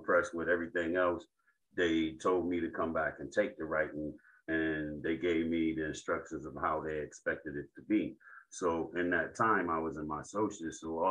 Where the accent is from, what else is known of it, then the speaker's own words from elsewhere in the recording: Rochester, New York, United States; I'm from Rochester, New York. I'm from the West Side, and I'm from some streets called Jefferson and Bartlett. This is where I grew up